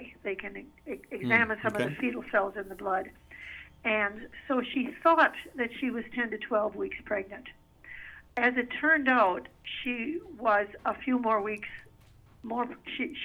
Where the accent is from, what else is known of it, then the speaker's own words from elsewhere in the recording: Wisconsin, United States; now in Minnesota, United States; both back home in Wisconsin. I'm originally from Wisconsin